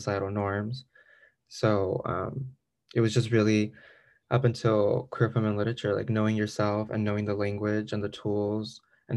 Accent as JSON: {"language": "English", "town": "Salinas", "region": "California", "country": "United States", "lives_now": "Chico, United States", "said": "I'm from Salinas, California, the salad bowl of the world. And I moved to Chico just to live here"}